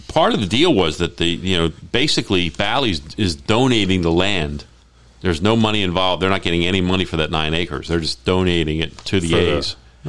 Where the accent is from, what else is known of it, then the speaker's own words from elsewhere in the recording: Baltimore, Maryland, United States; now in Las Vegas, United States; I grew up in Baltimore